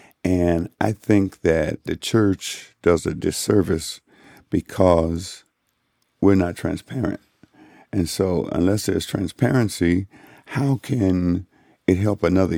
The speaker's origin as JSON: {"language": "English", "town": "Chicago", "region": "Illinois", "country": "United States", "tie": "born or raised there", "said": "I was born here in Chicago. Whee! 66 years ago."}